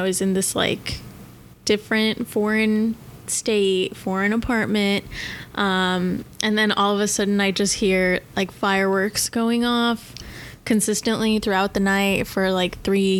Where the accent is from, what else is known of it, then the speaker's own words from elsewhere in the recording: Denver, Colorado, United States; moved away as an adult; now in Nashville, United States; I'm originally from Denver, and I moved to Nashville around the 4th of July.